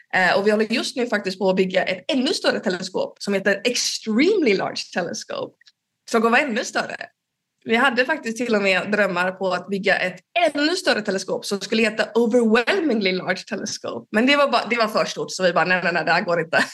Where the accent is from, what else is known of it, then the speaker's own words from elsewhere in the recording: Gothenburg, Västra Götaland, Sweden; now in Uppsala, Sweden; Jag kommer från början från Göteborg